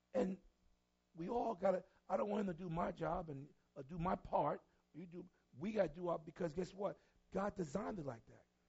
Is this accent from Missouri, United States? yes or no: no; New York City, New York, United States; I'm from New York City